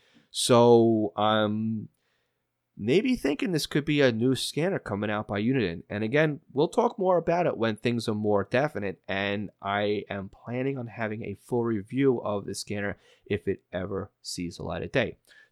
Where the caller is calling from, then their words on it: Indiana, United States; Michael writes in, hi, I'm from Indiana.